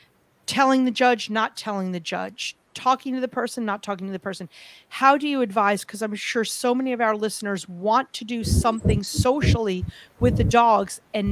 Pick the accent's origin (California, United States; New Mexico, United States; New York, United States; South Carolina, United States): New York, United States; I'm from New York